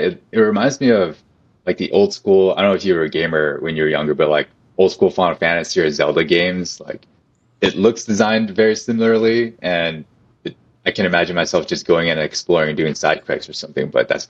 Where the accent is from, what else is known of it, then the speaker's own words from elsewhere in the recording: Long Beach, California, United States; when I'm from Long Beach, California